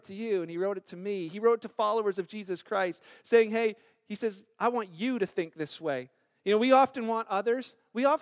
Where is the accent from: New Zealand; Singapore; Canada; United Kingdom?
Canada; being Canadian